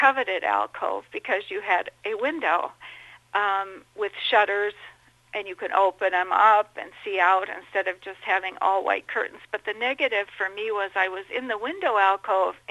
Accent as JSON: {"language": "English", "region": "Minnesota", "country": "United States", "tie": "born or raised there", "also_born_or_lived": "Dubuque, Iowa / Chicago", "said": "I grew up in Minnesota"}